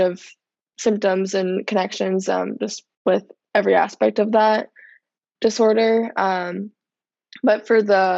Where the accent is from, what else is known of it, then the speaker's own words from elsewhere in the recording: Virginia, United States; also born or lived in San Diego, California; I was born in San Diego, but I moved to Virginia the middle of my first grade year